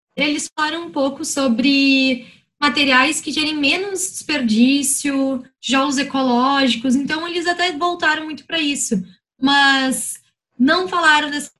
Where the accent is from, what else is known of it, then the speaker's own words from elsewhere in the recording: Porto Alegre, Rio Grande do Sul, Brazil; nascida e residente de Porto Alegre